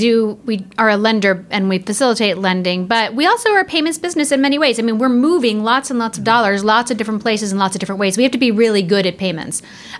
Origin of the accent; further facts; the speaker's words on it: Tampa, Florida, United States; now in Atlanta, United States; I grew up in Florida.